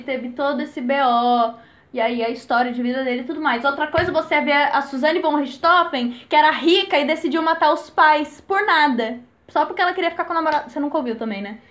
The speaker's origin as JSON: {"language": "Portuguese", "town": "Jundiaí", "region": "São Paulo", "country": "Brazil", "said": "eu tenho 9 anos, sou de Jundiaí"}